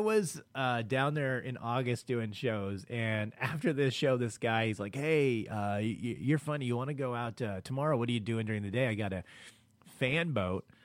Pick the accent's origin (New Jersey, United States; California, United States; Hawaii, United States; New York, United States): California, United States; Los Angeles; I grew up in South Central L A.